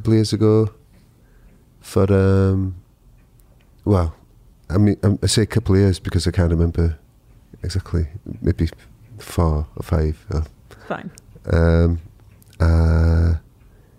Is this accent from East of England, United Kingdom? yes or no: no; North Wales, United Kingdom; first language Welsh; English is a second language; I'm from North Wales. It's, you know, fairly mountainous rural area.